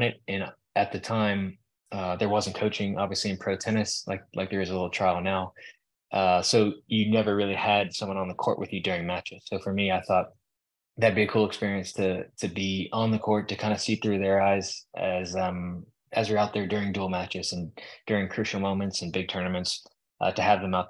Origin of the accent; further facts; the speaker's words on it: Florida, United States; moved away as an adult; also born or lived in Tampa, Florida; now in Texas, United States; I grew up in Florida where, you know, most of us was around tennis and stuff my childhood